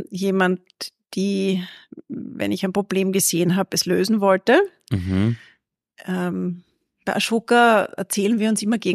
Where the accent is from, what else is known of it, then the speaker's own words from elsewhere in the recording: Perchtoldsdorf, Lower Austria, Austria; Aus oder? Perchtoldsdorf.